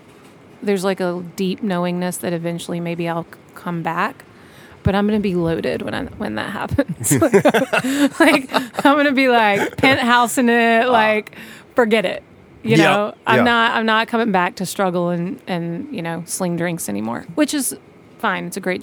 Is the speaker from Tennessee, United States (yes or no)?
yes; Johnson City, Tennessee, United States; moved away as an adult; also born or lived in New York City, United States; now in Johnson City, United States; I grew up in Johnson City